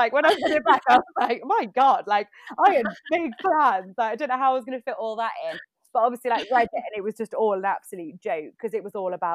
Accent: Staffordshire, West Midlands, United Kingdom; moved away as an adult; also born or lived in London; I kind of moved back to stay with my parents back where I grew up in Staffordshire.

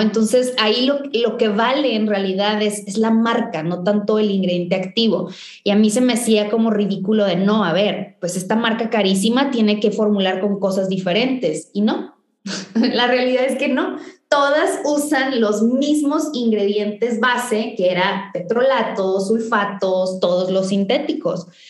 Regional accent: Valle Hermoso, Tamaulipas, Mexico; yo crecí en, en Vallehermoso, en, en una ciudad muy chiquita al norte de Tamaulipas

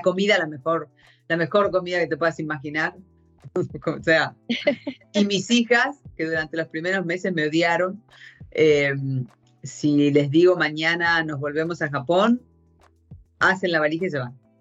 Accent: Argentina; first language Spanish; moved away as an adult; also born or lived in United States / Japan; yo soy de Argentina, pero, pero me, eh, en el año noventa y seis me surgió la oportunidad de salir hacia una posición en Estados Unidos, y entonces me fui de Argentina a Estados Unidos

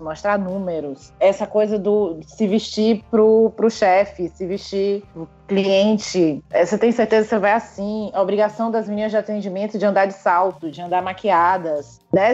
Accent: Northeast Brazil, Brazil; moved away as an adult; now in Rio de Janeiro, Brazil; eu sou nordestina, é porque eu tenho um sotaque, vou ter sotaque sim

